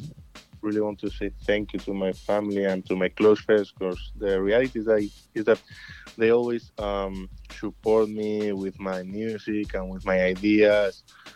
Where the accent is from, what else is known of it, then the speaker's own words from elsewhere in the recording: northern Spain, Spain; moved away as an adult; now in Canada; we are from Spain, from the north of Spain